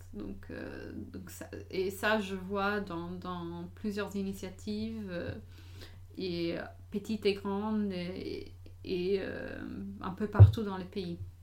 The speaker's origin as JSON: {"language": "French", "country": "United States", "tie": "born or raised there", "moved": "yes", "said": "j'ai grandi aux États-Unis"}